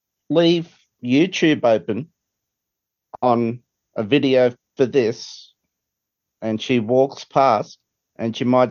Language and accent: English; Australia; I'm an Australian.